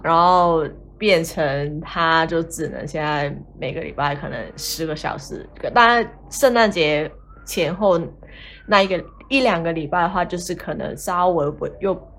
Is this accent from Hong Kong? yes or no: yes; Hong Kong; moved away as an adult; now in Australia; 我是来自香港，然后目前在澳洲打工度假